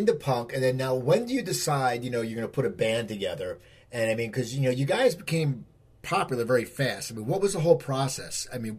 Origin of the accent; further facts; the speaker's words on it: New Jersey, United States; I grew up in New Jersey.